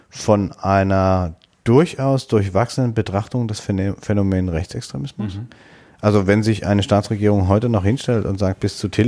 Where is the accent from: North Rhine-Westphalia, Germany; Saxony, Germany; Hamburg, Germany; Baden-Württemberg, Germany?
Saxony, Germany; born there; In Sachsen ist mir als geborener Sachse zu oft die Verhaltensweise an den Tag gelegt worden in den letzten Jahren